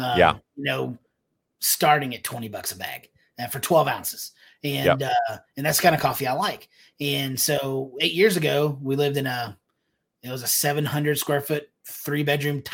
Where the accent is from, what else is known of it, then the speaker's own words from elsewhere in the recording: Texas, United States; moved away as an adult; also born or lived in Alabama / Georgia / Phoenix, Arizona; coming back to Texas after 8 years allows us to solidify that because this is home. This is where our friends are